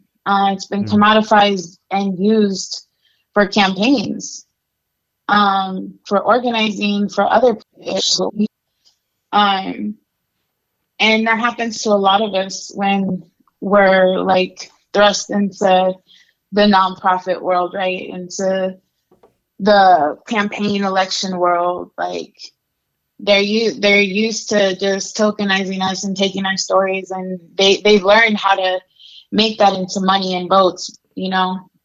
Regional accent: Las Vegas, Nevada, United States; also born or lived in Chihuahua, Mexico / Nebraska; I was born in Mexico. I'm from Chihuahua. And I came to the U.S. when I was 3 years old. And I grew up undocumented between here in Las Vegas and in Nebraska.

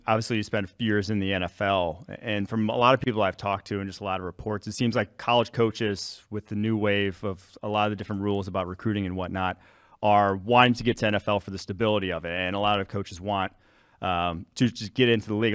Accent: Mahomet, Illinois, United States; also born or lived in Milwaukee, Wisconsin; I grew up just outside of Champaign

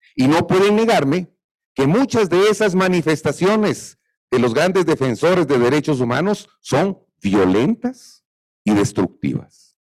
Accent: Guatemala; Yo soy guatemalteco, me considero nacionalista, amo a mi Guatemala

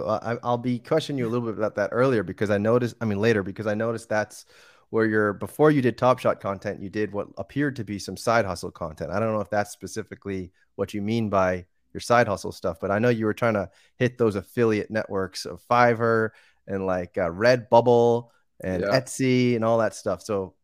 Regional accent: Boston, Massachusetts, United States; also born or lived in Argentina / Costa Rica; So I was born and raised in outside of Boston, Massachusetts, a suburb outside there. I then lived in different places.

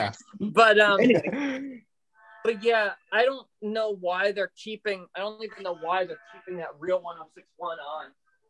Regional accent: Lake City, United States; But we did get the mix from my hometown, Lake City.

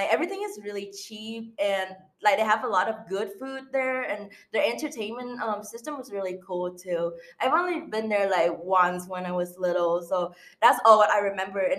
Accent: Ho Chi Minh City, Vietnam; English is a second language; I was born and raised in Ho Chi Minh City, which is like a biggest city in Vietnam, mm-hmm. and they have like a lot of skyscraper and, and tall building

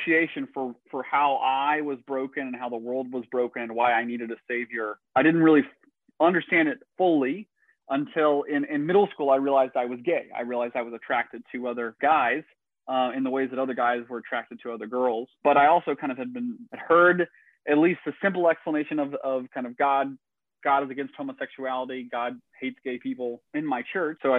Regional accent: Northeast Tennessee, United States; I grew up in Northeast Tennessee, rural, conservative Christian town and family

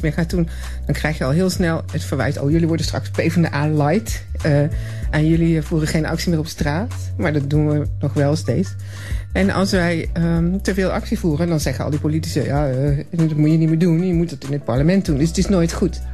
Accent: Tilburg, North Brabant, Netherlands; ik kom uit Tilburg. Eh, uit Brabant dus

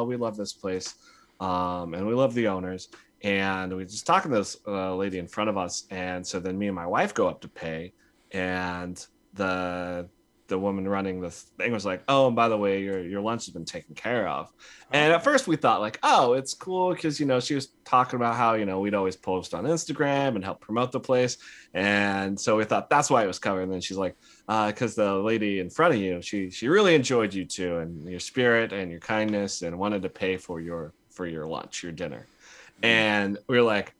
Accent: Midwest, United States; now in California, United States; I grew up in the Midwest

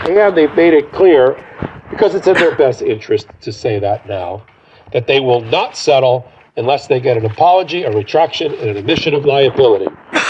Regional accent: New York, United States; Or are you in my home state of New York, where if you file a case, you may not see the inside of a courtroom for a trial for 5 to 10 years?

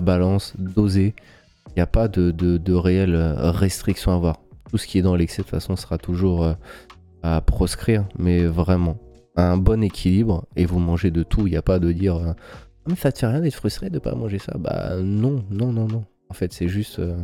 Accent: France; on est Français

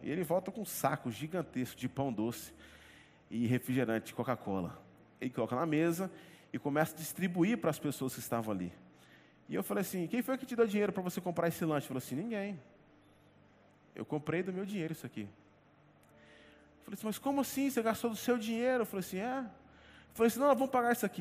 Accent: Northeast Region, Brazil; nós que somos do Nordeste, temos o costume de tempos em tempos a gente viajar para o sertão do nosso estado

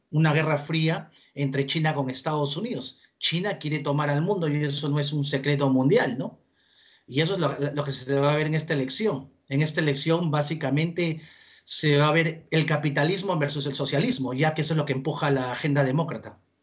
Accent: Peru; now in United States; soy peruano de nacimiento y amo y quiero mucho al Perú

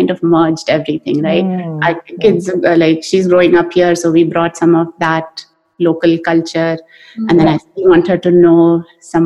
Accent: India; now in United States; I feel like I'm more Indian now in America than I was over there.

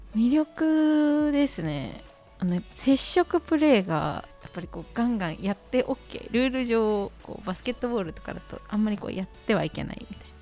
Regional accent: Yamanashi, Japan; moved away as an adult; also born or lived in Tokyo; 私ですね生まれが山梨でして高校まで山梨にいて高校卒業と同時に専門学校に進学するために東京上京してきました

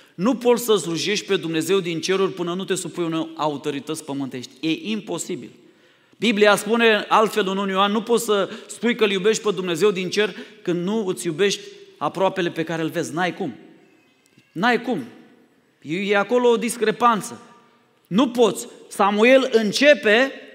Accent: Romania; Noi, ca și români

